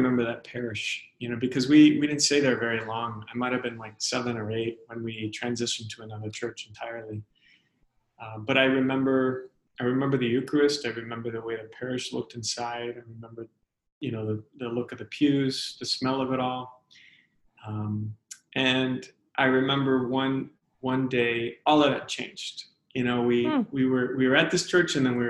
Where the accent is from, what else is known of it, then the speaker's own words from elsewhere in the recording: San Diego, California, United States; I grew up in Southern California. I was born in a place in San Diego, a neighborhood called San Ysidro, which is right along the southern border